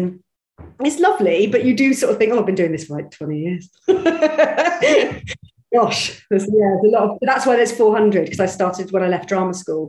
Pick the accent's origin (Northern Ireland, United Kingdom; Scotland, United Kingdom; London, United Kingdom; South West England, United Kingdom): South West England, United Kingdom; Bristol; I'm from Bristol originally, so my accent should be a bit like that. But it used to be like that.